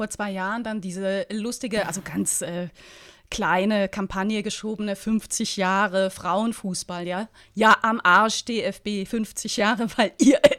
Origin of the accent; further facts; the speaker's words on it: Berlin, Germany; als Berlinerin als, als Berliner